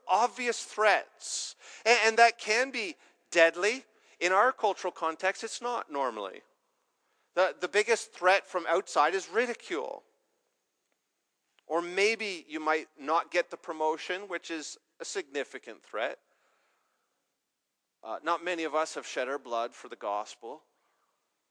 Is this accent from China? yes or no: no; Canada